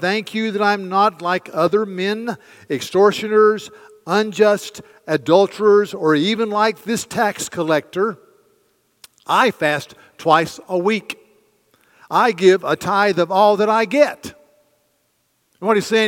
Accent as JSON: {"language": "English", "area": "the American South", "region": "Southern United States", "country": "United States", "said": "as we southerners"}